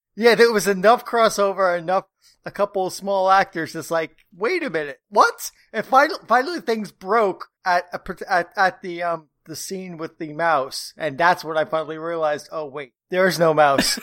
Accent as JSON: {"language": "English", "region": "New York", "country": "United States", "said": "I'm a New Yorker"}